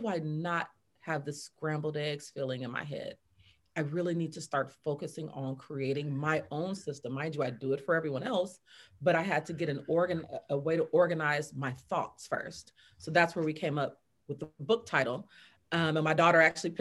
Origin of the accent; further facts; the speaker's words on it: Fresno, California, United States; From California, from Fresno, California, right out the valley